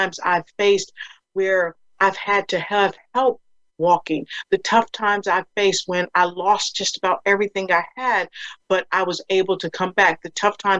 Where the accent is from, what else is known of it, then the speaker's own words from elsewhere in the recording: Passaic, New Jersey, United States; I'm from New Jersey, Passaic, New Jersey, that is